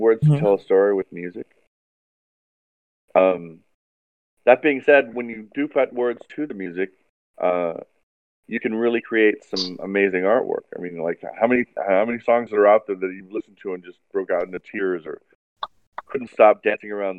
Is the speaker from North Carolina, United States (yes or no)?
no; Hawaii, United States; I was fascinated by the ocean and marine biology growing up in Hawaii